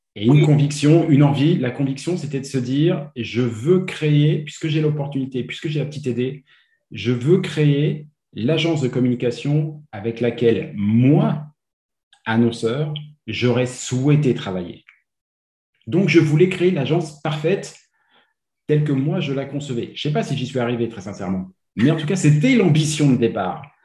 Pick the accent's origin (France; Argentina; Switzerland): France; moved away as an adult; now in Quebec, Canada; je viens de France.